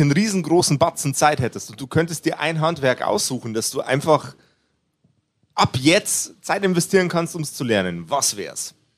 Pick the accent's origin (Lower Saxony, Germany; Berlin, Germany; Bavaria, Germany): Bavaria, Germany; Upper Palatinate; Ich bin ein Oberpfälzer. Ja. Ein Ober, Oberpfälzer, niederbayerisches Grenzländler